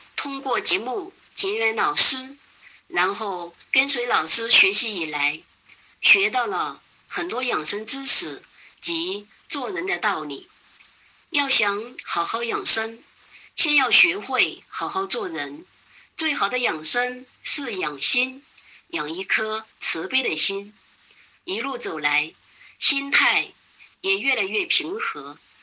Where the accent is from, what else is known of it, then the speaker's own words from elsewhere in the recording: Chengdu, Sichuan, China; 我是来自四川成都的